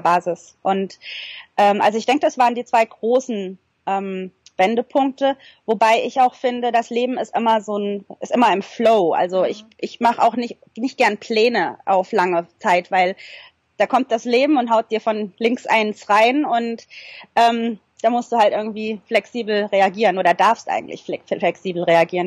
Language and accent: German; Germany; moved away as an adult; now in New Zealand; bei uns in Deutschland